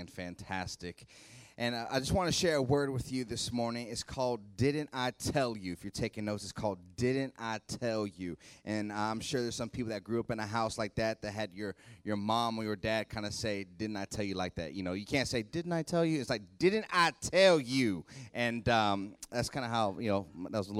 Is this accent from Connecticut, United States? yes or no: no; Youngstown, Ohio, United States; now in Columbus, United States; I'm from Youngstown originally, live in Columbus now